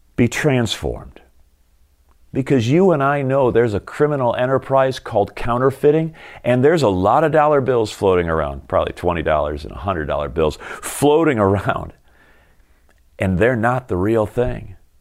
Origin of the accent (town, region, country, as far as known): United States